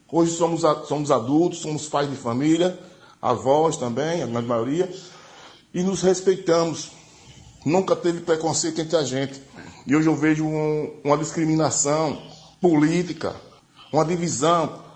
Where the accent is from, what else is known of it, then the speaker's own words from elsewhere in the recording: Aracaju, Sergipe, Brazil; eu sou do Bugio, nasci no, fui criado no Bugio minha adolescência com todos os meus amigos de infância, pretos, índios, brancos, todos.